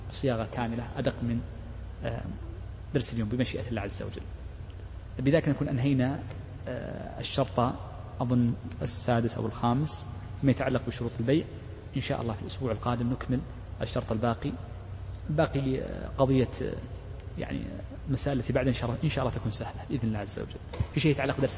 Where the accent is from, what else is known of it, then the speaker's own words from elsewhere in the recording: Saudi Arabia; مثل المملكة عندنا في السعودية